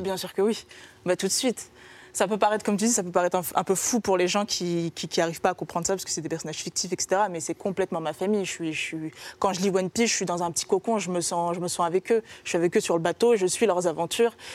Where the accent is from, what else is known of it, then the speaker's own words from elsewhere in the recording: France; chez nous en France